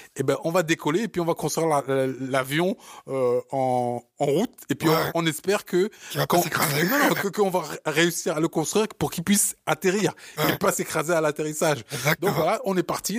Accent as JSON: {"language": "French", "town": "Paris", "region": "Île-de-France", "country": "France", "tie": "born or raised there", "also_born_or_lived": "Africa", "said": "je suis né en Afrique, j'ai grandi ici en à Paris, et donc j'ai ce parisianisme"}